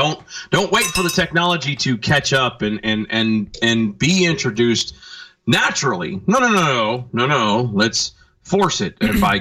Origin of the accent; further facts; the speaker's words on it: Cajun, Louisiana, United States; I'm a Cajun, yes